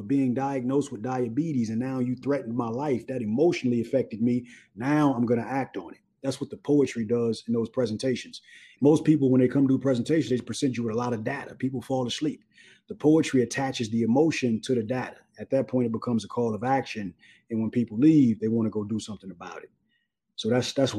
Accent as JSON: {"language": "English", "town": "Los Angeles", "region": "California", "country": "United States", "said": "I'm from South Central Los Angeles"}